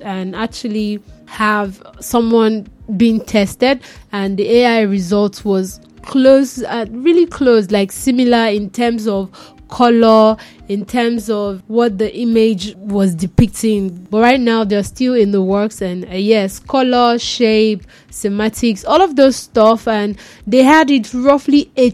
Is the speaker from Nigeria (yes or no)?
yes; Nigeria; as a Nigerian